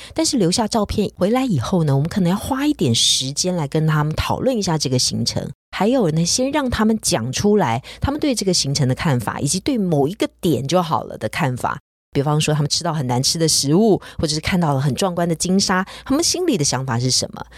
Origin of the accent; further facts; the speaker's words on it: Taiwan; 也许我们台湾人对于素物的了解并不是非常多